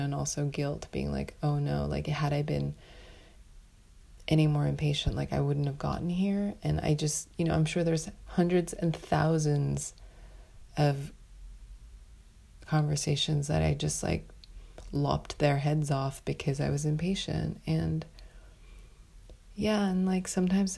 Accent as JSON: {"language": "English", "town": "New York City", "region": "New York", "country": "United States", "said": "as a New Yorker"}